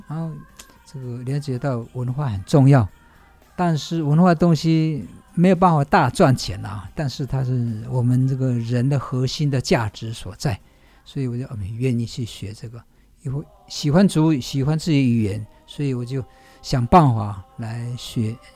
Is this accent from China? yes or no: no; Hongye Village, Wanrong Township, Hualien County, Taiwan; 我的部落叫做红叶村，不是台东的红叶哦